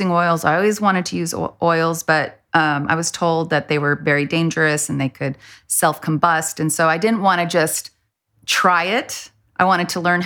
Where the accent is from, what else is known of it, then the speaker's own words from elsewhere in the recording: El Paso, Texas, United States; now in Austin, United States; growing up in El Paso had such a influence on me